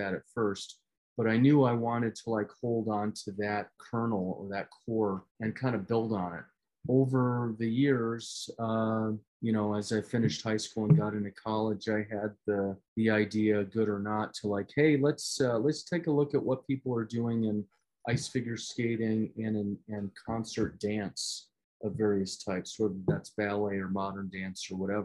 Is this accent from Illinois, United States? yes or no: yes; Rockford, Illinois, United States; I was in the Midwest growing up in Rockford, Illinois